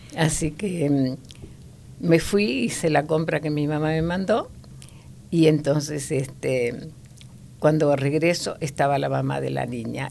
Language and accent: Spanish; Buenos Aires, Argentina; also born or lived in La Pampa, Argentina; en realidad nací en La Pampa, eh, pero estuve muy poco tiempo, hasta los nueve años. A los nueve años me fui a Buenos Aires